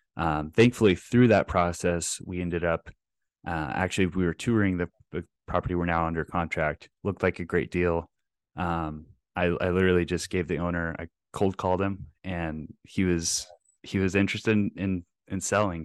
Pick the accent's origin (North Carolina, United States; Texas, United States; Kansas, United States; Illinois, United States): Texas, United States; Plano; now in Twin Cities, United States; grew up, I'm a Texas boy like yourself. Uh, grew up in North Dallas in, uh, Plano